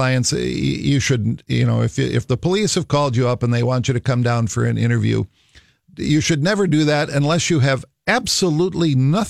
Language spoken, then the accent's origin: English; Minnesota, United States; Of course I was in Minnesota. I'm a Minnesotan.